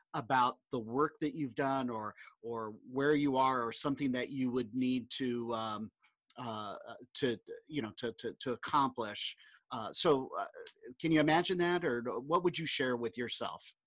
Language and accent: English; Southern California, United States; I grew up in Southern California